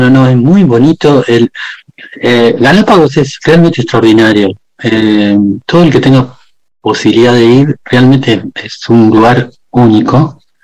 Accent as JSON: {"language": "Spanish", "country": "Argentina", "tie": "born or raised there", "also_born_or_lived": "Spain / Netherlands", "moved": "as an adult", "said": "nosotros desde chico en mi pueblo"}